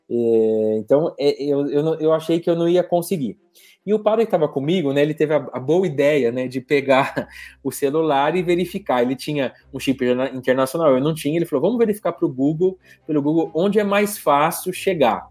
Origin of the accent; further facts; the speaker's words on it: Brazil; como brasileiros